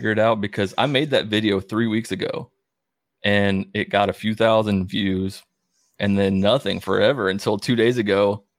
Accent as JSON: {"language": "English", "town": "Calhoun", "region": "Georgia", "country": "United States", "said": "Calhoun. You know Calhoun, Northwest Georgia."}